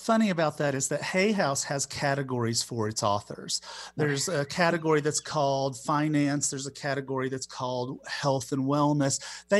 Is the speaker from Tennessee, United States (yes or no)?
yes; Knoxville, Tennessee, United States; I was born and raised in the South. I was grew up in Knoxville, Tennessee.